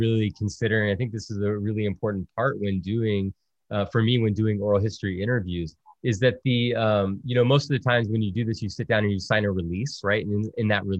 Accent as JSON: {"language": "English", "region": "South Texas", "country": "United States", "tie": "born or raised there", "also_born_or_lived": "Virginia", "said": "growing up as a Salva Puerto Rican kid in South Texas"}